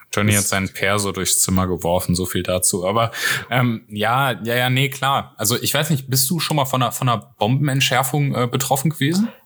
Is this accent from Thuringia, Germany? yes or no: no; North Rhine-Westphalia, Germany; ich bin ja aus NRW, von daher, äh, ich bin auch aus einer der am stärksten betroffenen Städte